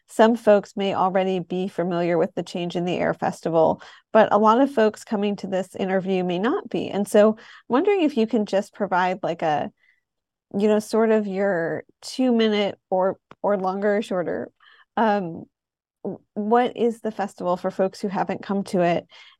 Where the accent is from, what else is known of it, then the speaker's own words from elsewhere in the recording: Detroit, Michigan, United States; So I'm in my 30s, and when I was growing up in Detroit, I don't feel like craft beer was a thing.